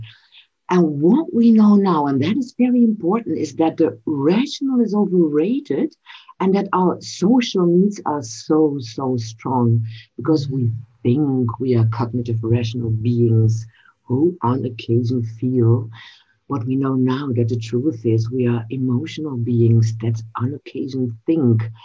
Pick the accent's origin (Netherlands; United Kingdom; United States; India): Netherlands; as we are both from the Netherlands